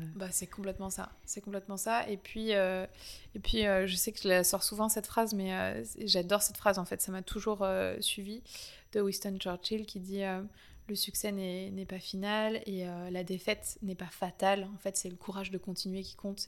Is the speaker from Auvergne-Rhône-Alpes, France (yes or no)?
no; Paris, Île-de-France, France; moved away as an adult; also born or lived in Canada; j'ai toujours été hyper attachée à Paris, c'est ma ville natale